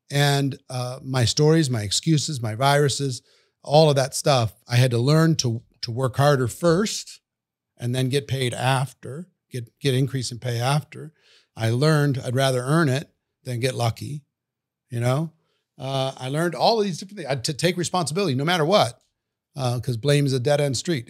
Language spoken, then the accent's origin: English; Minnesota, United States; I grew up in Minnesota, central part of the United States, cold country